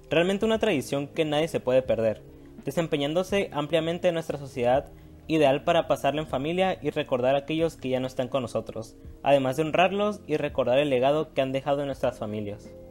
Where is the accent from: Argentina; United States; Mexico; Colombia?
Mexico